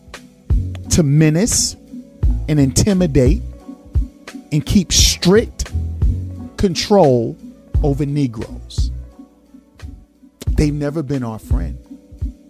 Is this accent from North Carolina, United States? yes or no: no; New York City, New York, United States; moved away; also born or lived in California / Georgia; I'm a native New Yorker. I was born in East New York. I lived my older years in Flatbush and Bed-Stuy. I moved to California. From California, I moved to Georgia.